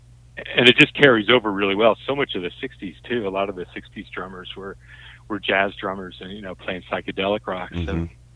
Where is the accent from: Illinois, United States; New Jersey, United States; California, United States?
New Jersey, United States; outside New York City; moved away as an adult; I grew up in right outside New York City, about 10 miles outside of New York.